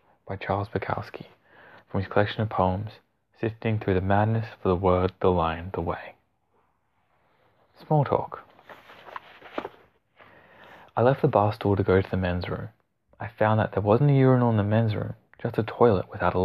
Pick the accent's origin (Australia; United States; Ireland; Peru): Australia; as an Aussie